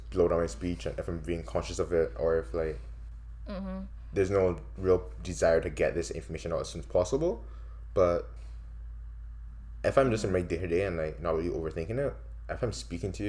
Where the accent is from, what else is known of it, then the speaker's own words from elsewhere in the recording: Barbados; moved away as an adult; now in Canada; my accent is one that, in Barbados, like where I went out, at least in my household, people speak quickly